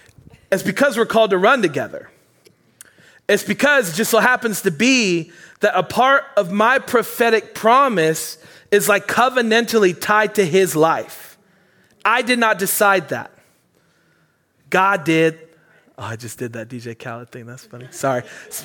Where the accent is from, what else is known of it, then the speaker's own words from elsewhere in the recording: Maine, United States; accent: Mainer; I just got a wow from my Mainer accent.